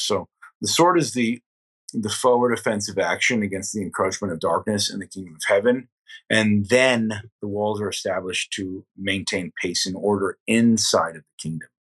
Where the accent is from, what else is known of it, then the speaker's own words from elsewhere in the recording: Delaware County, Catskill Mountains, New York, United States; now in New York City, United States; Delaware County, where I grew up, was the second poorest